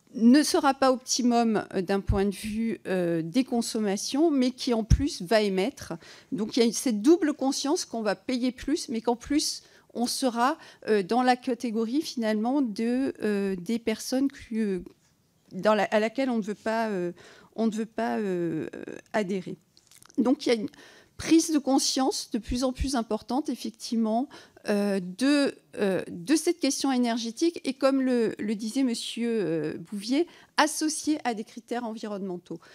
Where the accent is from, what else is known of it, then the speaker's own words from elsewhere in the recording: Provence-Alpes-Côte d'Azur, France; je viens des Alpes-Maritimes